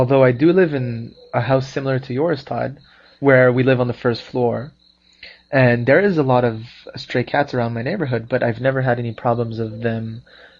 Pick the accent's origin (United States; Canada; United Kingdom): Canada; moved away; from Canada